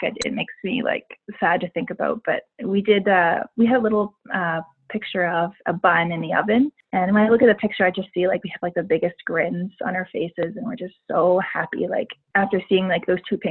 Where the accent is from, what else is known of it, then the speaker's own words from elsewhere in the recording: Yarmouth, Nova Scotia, Canada; now in Calgary, Canada; I'm originally from Yarmouth, Nova Scotia, and I've lived in Calgary now, I guess, for 10 years.